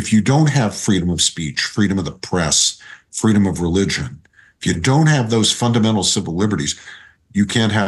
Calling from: Princeton, New Jersey, United States; I'm zooming in from my home in Princeton, New Jersey.

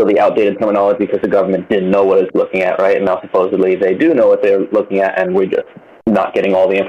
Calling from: Hawaii, United States

